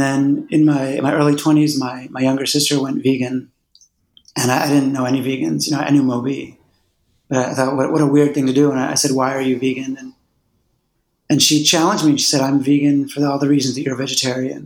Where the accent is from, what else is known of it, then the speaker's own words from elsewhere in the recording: Philadelphia, Pennsylvania, United States; I grew up in Philadelphia